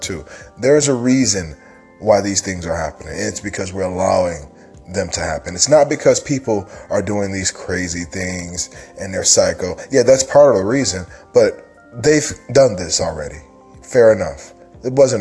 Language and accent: English; Michigan, United States; moved away; I'm originally from Michigan